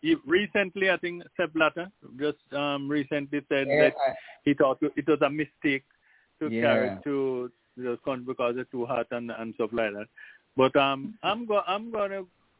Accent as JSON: {"language": "English", "country": "Jamaica", "tie": "born or raised there", "said": "I'm growing up in Jamaica"}